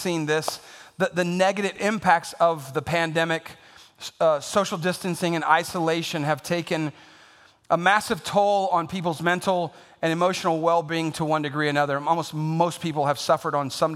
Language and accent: English; San Antonio, Texas, United States; I'm born and raised in San Antonio